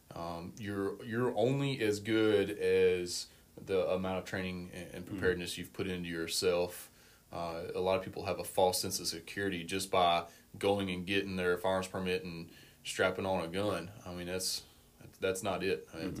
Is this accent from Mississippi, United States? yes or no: yes; Vicksburg, Mississippi, United States; I grew up in Vicksburg.